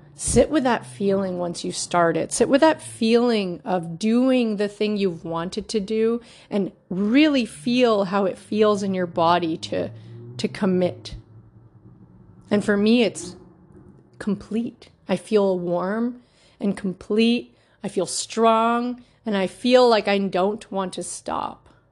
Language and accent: English; Markham, Ontario, Canada; also born or lived in Toronto, Canada; born and raised in Markham